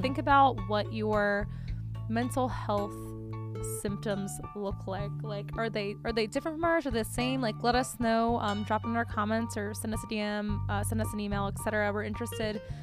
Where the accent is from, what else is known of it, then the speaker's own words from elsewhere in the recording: Northeast, United States; now in Richmond, United States; I am from the Northeast